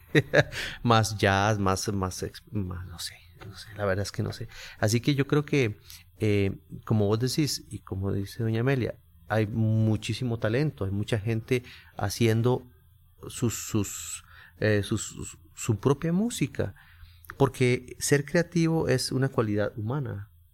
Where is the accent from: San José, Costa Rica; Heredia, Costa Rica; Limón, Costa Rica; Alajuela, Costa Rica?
San José, Costa Rica; por ser costarricense y haber nacido en, San José y creado criado en el barrio Carmen de la Juela